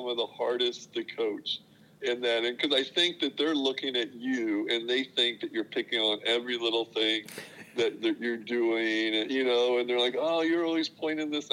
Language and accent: English; Illinois, United States; now in Missouri, United States; I grew up in Illinois